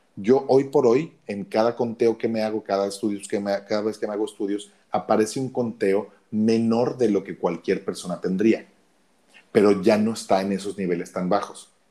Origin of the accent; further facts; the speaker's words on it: Mexico City, Mexico; moved away as an adult; also born or lived in Oaxaca / Cancún; los chilangos, los que nacimos en la Ciudad de México, no somos muy queridos